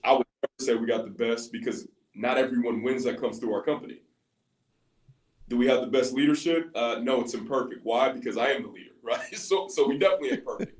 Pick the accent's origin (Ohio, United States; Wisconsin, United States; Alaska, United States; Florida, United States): Ohio, United States; Columbus; I'm actually from Columbus, Ohio